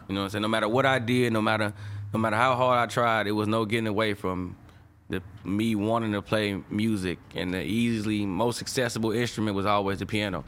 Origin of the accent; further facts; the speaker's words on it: St. Louis, Missouri, United States; moved away as an adult; also born or lived in Chicago; I'm from Saint Louis, fool. Like, where I'm from, high school, not even a necessity